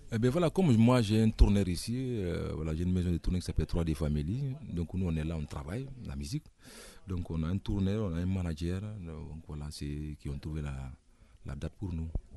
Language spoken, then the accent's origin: French; Koundara, Boké Region, Guinea; moved away; also born or lived in Conakry, Guinea; je suis né à Koundara. Euh, voilà, c'est vers la frontière du Sénégal